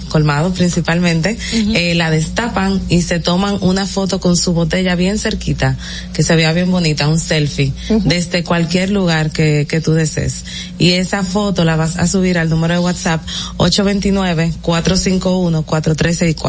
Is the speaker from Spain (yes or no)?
no; Dominican Republic; somos dominicanos y somos lo mejor que hay.